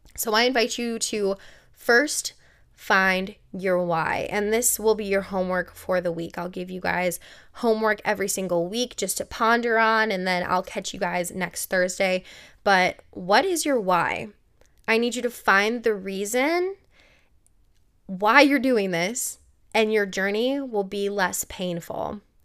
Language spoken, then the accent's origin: English; Milwaukee, Wisconsin, United States; I grew up in Milwaukee, Wisconsin